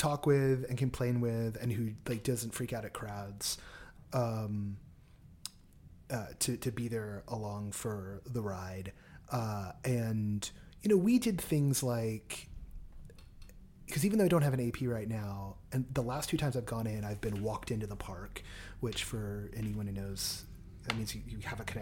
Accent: Anaheim, California, United States; I was born in Orange County at St. Joe's

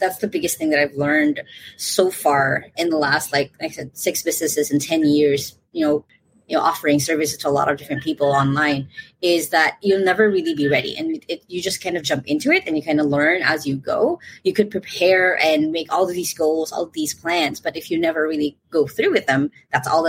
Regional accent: Philippines; I'm from the Philippines

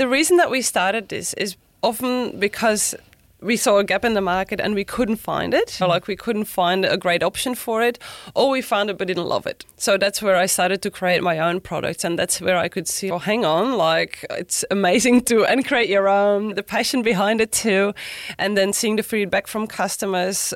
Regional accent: Belgium; English is a second language; moved away as an adult; now in Sunshine Coast, Australia; I grew up in Belgium actually in a family owned hotel

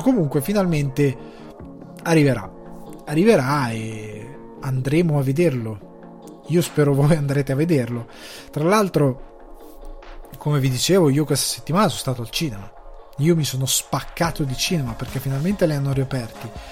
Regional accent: Italy; now in Dublin, Ireland; il cinema di provincia come quello del mio paese che è gestito dalla parrocchia

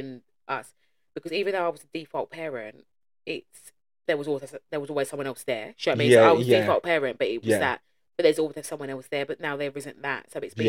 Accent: London, United Kingdom; I was brought up in the East End

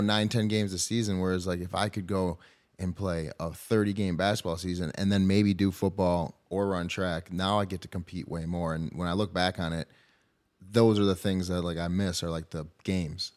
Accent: Brighton, Michigan, United States; We grew up in Brighton, which is, I mean, suburb of, would you say, I guess, Detroit, Ann Arbor

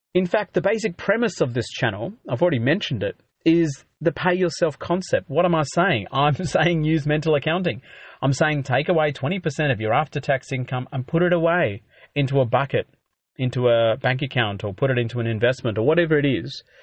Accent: Australia; being an Aussie

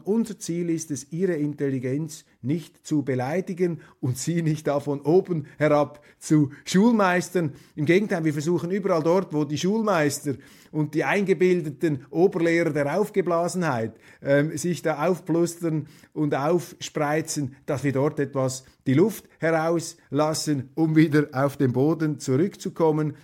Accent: Switzerland; Als Schweizer

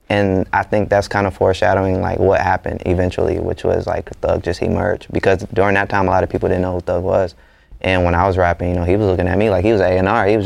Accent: Atlanta, Georgia, United States; growing up in Atlanta

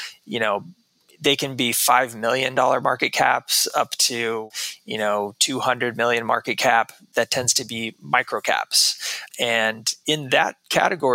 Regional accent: Texas, United States; moved away as an adult; also born or lived in New York City; I grew up in Texas most of my life.

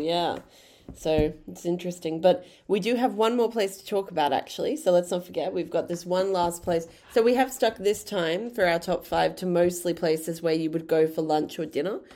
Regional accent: Brisbane, Queensland, Australia; moved away as an adult; now in Tasmania, Australia; We're from Brisbane

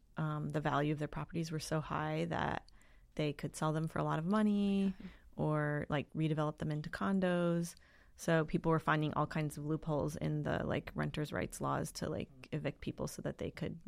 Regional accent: Wisconsin, United States; also born or lived in Tennessee / Minneapolis; now in San Francisco, United States; I was born in Wisconsin, and then my family moved to Tennessee when I was pretty young, and then Minneapolis, and then back to Wisconsin.

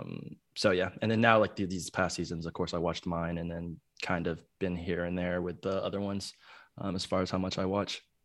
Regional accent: Plano, Texas, United States; also born or lived in Chicago, Illinois; I grew up in Dallas, though, um, the suburbs of Dallas and Plano, Texas.

